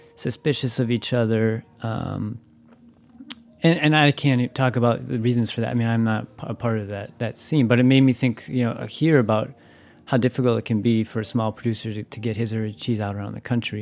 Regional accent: Wisconsin, United States; I'm from Wisconsin.

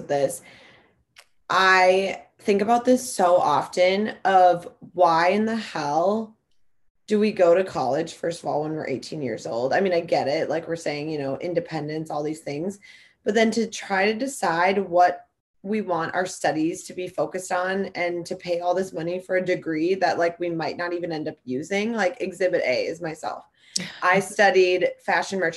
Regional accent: Stillwater, Minnesota, United States; I'm from Stillwater, Minnesota

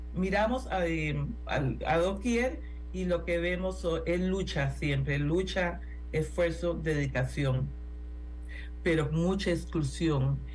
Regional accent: Costa Rica; En Costa Rica somos la Suiza centroamericana

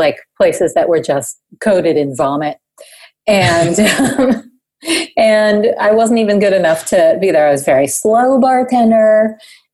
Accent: New York City, New York, United States; I'm originally from New York City, and I'm sitting here in New York City right now. I pretty much never left except for college.

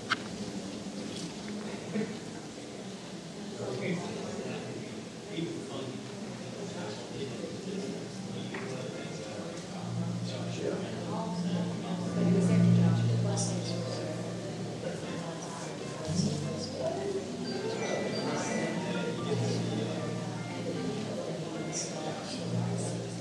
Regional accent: Alabama, United States; accent: Alabama; my Alabama accent

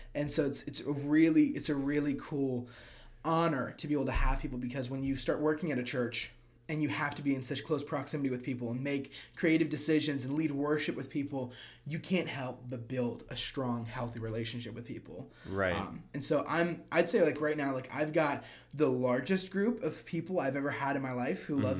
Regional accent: Prince George's County, Maryland, United States; moved away as an adult; also born or lived in Kentucky / Orlando, Florida; now in Clermont, United States; I grew up in a place called PG County, which is like 10 minutes right outside of D.C.

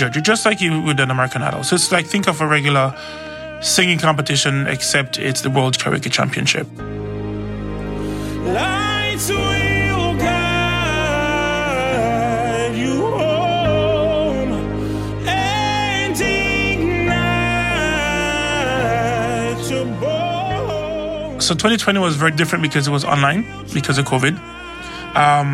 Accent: Jamaica; moved away as an adult; now in Seattle, United States; I was born and raised in Jamaica

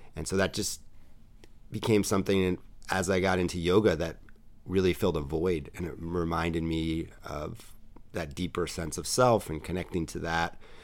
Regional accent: New York City, New York, United States; I am a true native New Yorker. I grew up in New York City.

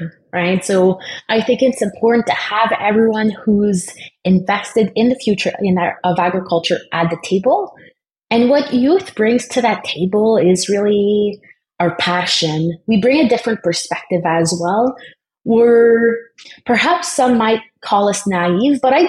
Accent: Eastern Ontario, Canada; growing up in the Francophone community in Eastern Ontario

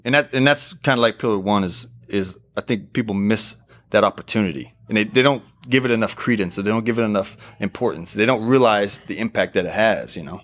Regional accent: Oklahoma, United States; moved away as an adult; also born or lived in Portugal / Arizona; I'm from Oklahoma

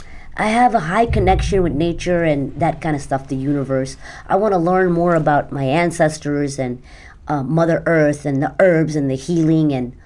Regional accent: Mumbai, Maharashtra, India; born there; I was born in Mumbai.

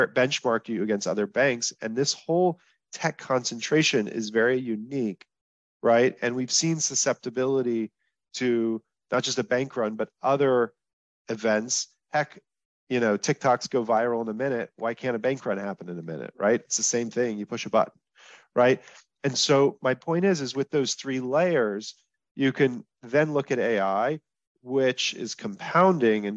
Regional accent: Texas, United States; I'm from Texas

